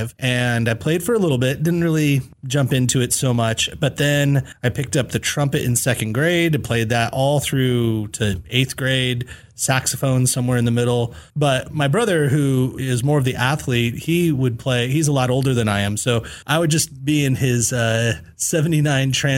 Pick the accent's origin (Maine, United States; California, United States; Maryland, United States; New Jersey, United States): California, United States; San Jose; I'm from San Jose originally